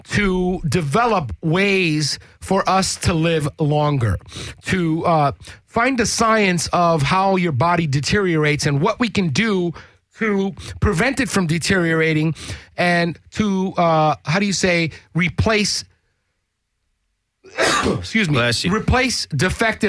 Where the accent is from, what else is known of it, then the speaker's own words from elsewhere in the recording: New York City, New York, United States; moved away; I grew up in New York City when, Park Slope was fucking cracked out.